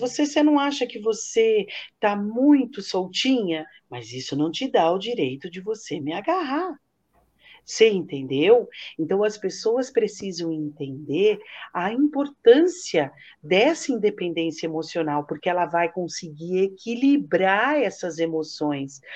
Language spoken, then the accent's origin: Portuguese; Santos, São Paulo, Brazil; na rádio aqui em Santos, que eu sou de Santos